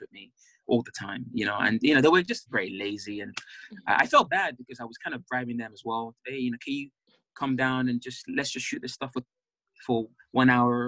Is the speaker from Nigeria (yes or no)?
yes; Nigeria; now in England; being a Nigerian man in England